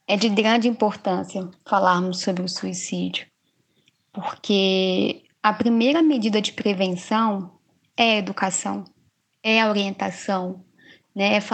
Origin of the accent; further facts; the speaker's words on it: Minas Gerais, Brazil; now in Poconé, Brazil; Eu sou de Minas Gerais, me formei em psicologia lá em Minas e há quase dois anos eu estou morando aqui em Poconé, né, no Mato Grosso